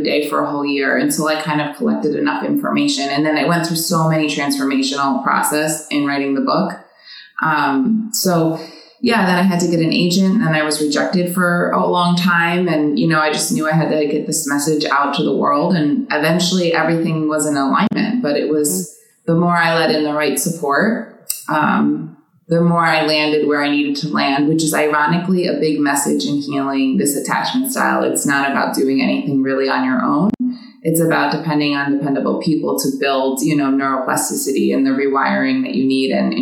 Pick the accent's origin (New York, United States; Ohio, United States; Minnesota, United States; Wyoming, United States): New York, United States; New York City; moved away; I'm from New York City originally, born and raised